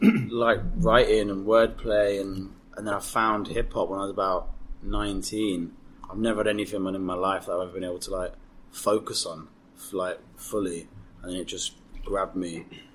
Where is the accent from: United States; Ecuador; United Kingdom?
United Kingdom; Leicester, East Midlands; I'm from Leicester